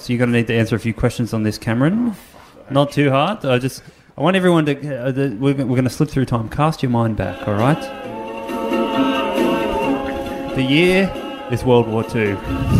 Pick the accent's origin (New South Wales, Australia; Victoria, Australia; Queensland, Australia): New South Wales, Australia; Hawkesbury River; I grew up on the Hawkesbury River.